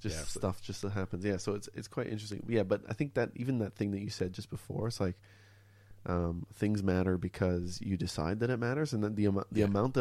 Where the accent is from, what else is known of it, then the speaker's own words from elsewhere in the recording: Montreal, Quebec, Canada; accent: North American sounding; now in Melbourne, Australia; I grew up in Montreal in Canada.